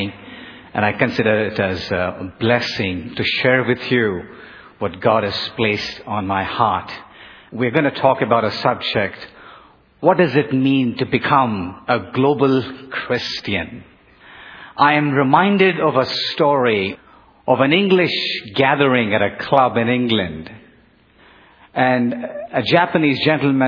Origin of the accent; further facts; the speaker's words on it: Bangalore, Karnataka, India; moved away; the southern Indian city of Bangalore, my hometown